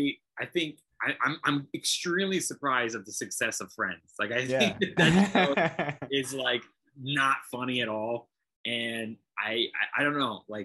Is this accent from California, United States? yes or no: yes; Los Angeles, California, United States; I was born and raised in LA. Very rare. I'm from the Valley, actually. I'm from Sherman Oaks.